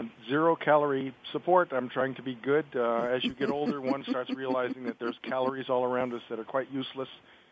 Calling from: Framingham, Massachusetts, United States; So it's a beautiful day here in Framingham, Massachusetts, just outside of Boston.

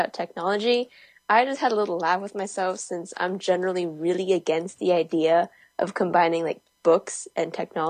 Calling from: Danville, California, United States; Hey guys, I'm … here, and I'm reporting from Danville, California.

